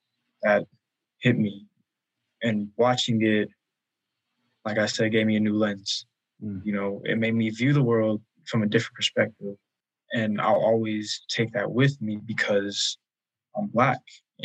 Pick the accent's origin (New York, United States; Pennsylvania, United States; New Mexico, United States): New Mexico, United States; I wasn't from here, but I was raised from here.